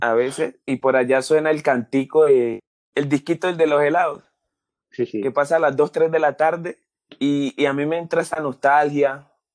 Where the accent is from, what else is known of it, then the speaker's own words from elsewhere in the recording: Pacific region, Colombia; accent: Pacific; also born or lived in Cali; la gente de mi tierra, de la gente del Pacífico, las cosas que hablaban, porque me identifico con, con el acento